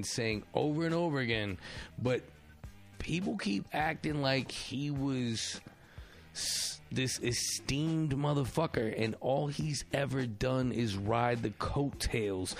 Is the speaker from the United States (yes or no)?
yes; United States; I'm not a New Yorker, but I was a Bridge and Tunnel kid